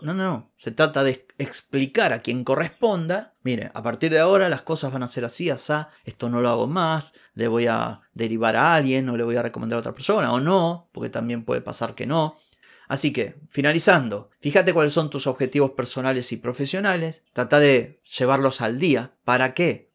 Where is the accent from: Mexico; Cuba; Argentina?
Argentina